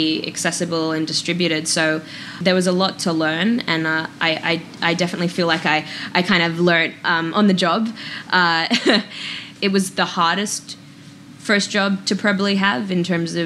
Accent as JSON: {"language": "English", "town": "Perth", "region": "Western Australia", "country": "Australia", "tie": "born or raised there", "moved": "as an adult", "said": "growing up in Australia as an actor was even though, you know, it was hard finding drama classes that weren't drama school or, like, a teenage film school, you're kind of, at least in Perth, tucked away"}